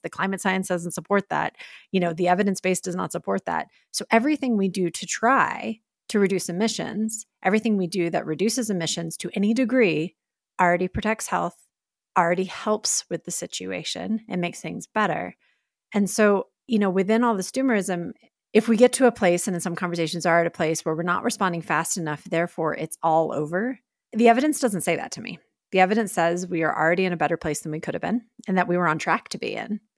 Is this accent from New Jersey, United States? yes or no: no; Texas, United States; moved away; my home state in Texas